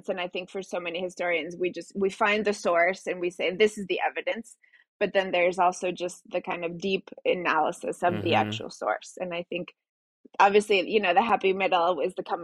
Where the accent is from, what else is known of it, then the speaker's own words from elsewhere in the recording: Mexico City, Mexico; first language Spanish; English is a second language; moved away; Spanish is my first language. I went to elementary school in Mexico City